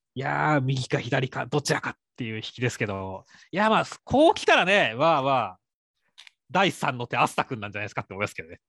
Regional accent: Shizuoka, Japan; 俺、静 岡出身なんで、静岡県出身なんで

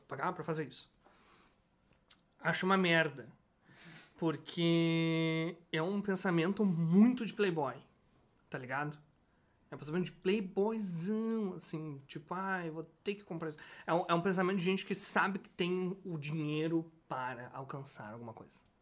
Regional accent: Brazil; sou brasileiro

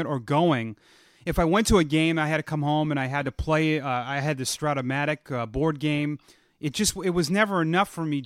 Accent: Massachusetts, United States; growing up in Massachusetts

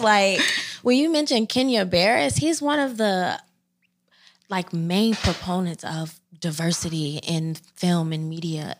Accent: Chicago, Illinois, United States; moved away as an adult; now in Philadelphia, United States; I hail from South Side of Chicago

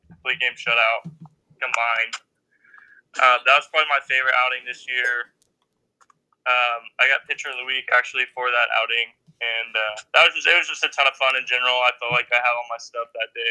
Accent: Midlothian, Texas, United States; I'm from the Dallas area, a little town called Midlothian

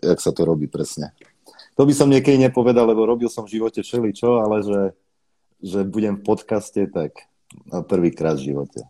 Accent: Košice, Košice Region, Slovakia; moved away as an adult; Narodil som sa v Košiciach, tam som žil do svojich 20 rokov, 22

